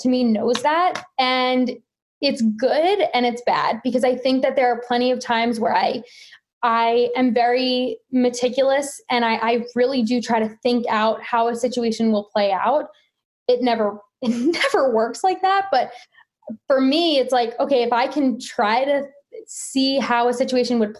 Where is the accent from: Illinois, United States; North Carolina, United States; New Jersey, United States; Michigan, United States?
New Jersey, United States; I am from Central Jersey, born and raised here, went to college in Jersey